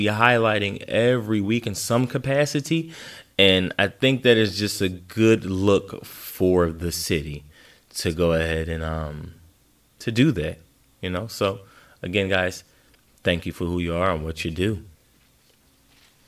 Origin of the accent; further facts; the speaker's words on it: Philadelphia, Pennsylvania, United States; as a Philadelphian, a true Philadelphian